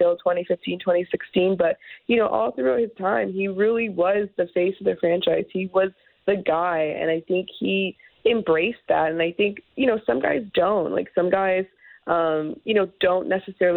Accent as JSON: {"language": "English", "town": "Toronto", "region": "Ontario", "country": "Canada", "tie": "born or raised there", "said": "I grew up in Toronto"}